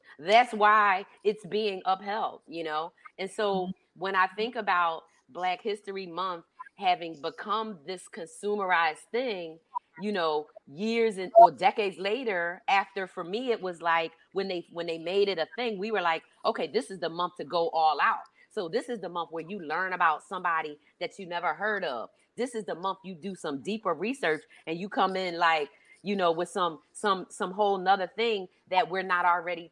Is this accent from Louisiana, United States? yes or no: no; Philadelphia, Pennsylvania, United States; I grew up in Philadelphia, Pennsylvania, right? And I grew up in the 70s.